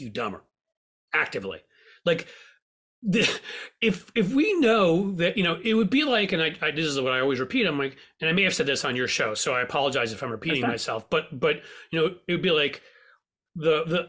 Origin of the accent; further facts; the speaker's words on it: New York, United States; I grew up in New York